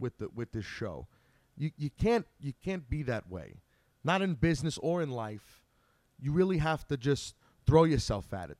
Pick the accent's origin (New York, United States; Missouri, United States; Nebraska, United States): New York, United States; Long Island; Growing up on Long Island